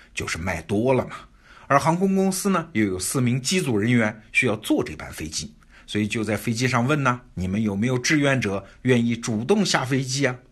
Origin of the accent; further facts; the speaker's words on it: China; 我们中国人隔着太平洋也觉得挺奇怪的呀